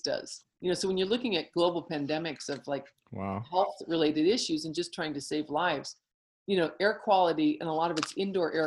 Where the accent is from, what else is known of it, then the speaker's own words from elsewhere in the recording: United States; as American women